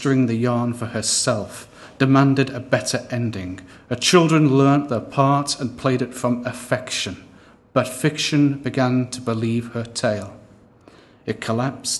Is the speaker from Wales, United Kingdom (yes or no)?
no; Blackpool, North West England, United Kingdom; I grew up in Blackpool on the coast of Lancashire